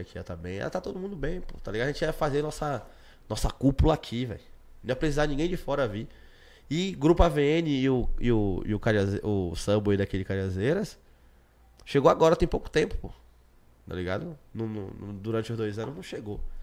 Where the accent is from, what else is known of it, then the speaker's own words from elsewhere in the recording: Brazil; eu sou de Cajazeiras, Moro aqui há 26 anos